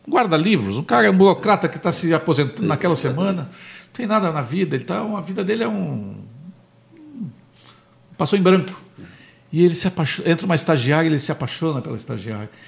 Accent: Pelotas, Rio Grande do Sul, Brazil; now in Porto Alegre, Brazil; Eu, eu quando vim de Pelotas para Porto Alegre, em 1980

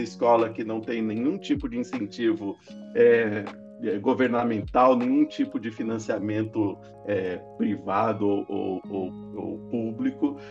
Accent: Presidente Prudente, São Paulo, Brazil; sou do interior, lá de Presidente Prudente

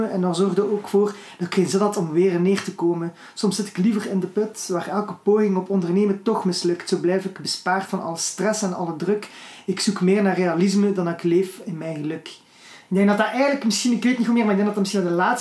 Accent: Flanders, Belgium; Als Vlamingen zetten hun woorden inderdaad soms anders.

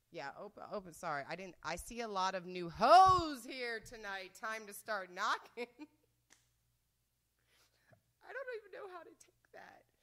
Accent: United States; I'm from the States

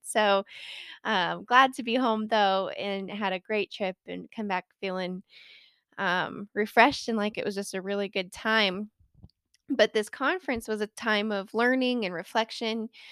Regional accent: Colorado, United States; born or raised there

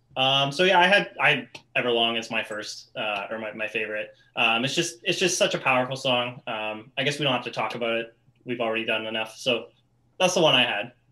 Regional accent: Canada; I'm Canadian

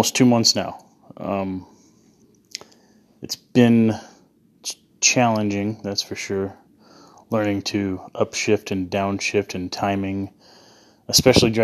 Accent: Phoenix, Arizona, United States; also born or lived in Mesa, Arizona; I'm from Phoenix, Arizona. That's where I live

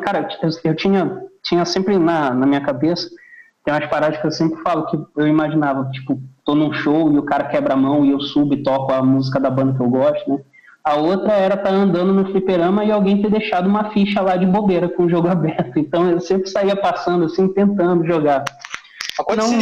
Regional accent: Belém, Pará, Brazil; moved away; also born or lived in Rio de Janeiro / Fortaleza; eu nasci no Rio, mas eu me mudei com 4, 5 anos. Eu fui para Belém.

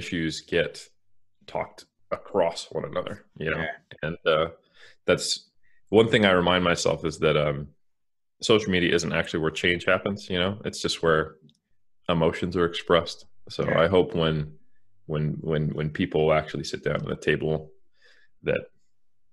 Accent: United States; now in New Zealand; as an American, I'm happy to be in New Zealand.

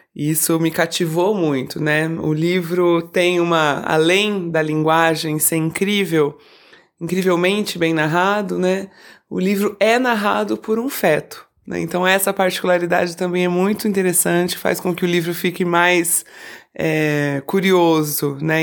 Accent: Campinas, São Paulo, Brazil; also born or lived in Rio de Janeiro; eu sou de Campinas

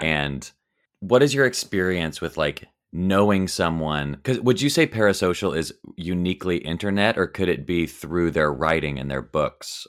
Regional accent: the South, United States; growing up in the South, every single person I knew was Christian

